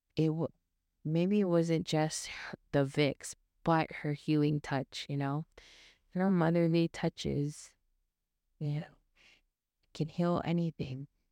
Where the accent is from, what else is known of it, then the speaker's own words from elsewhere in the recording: Philippines; being Filipino